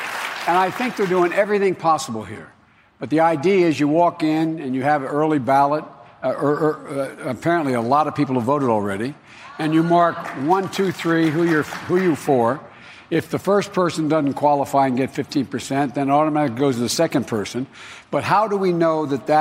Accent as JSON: {"language": "English", "region": "Pennsylvania", "country": "United States", "tie": "born or raised there", "said": "my home state of Pennsylvania"}